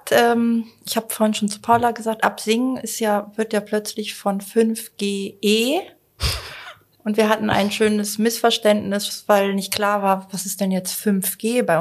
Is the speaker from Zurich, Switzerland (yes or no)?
yes; Zurich, Switzerland; Ich komme aus Zürich, reise gerne mit der Bahn